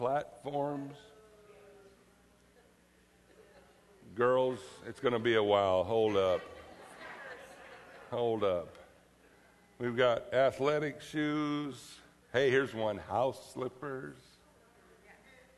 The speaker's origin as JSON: {"language": "English", "region": "Florida", "country": "United States", "tie": "born or raised there", "said": "growing up in Florida"}